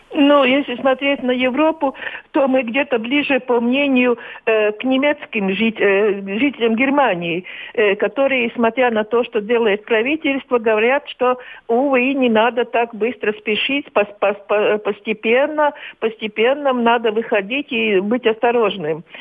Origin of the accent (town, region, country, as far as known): Latvia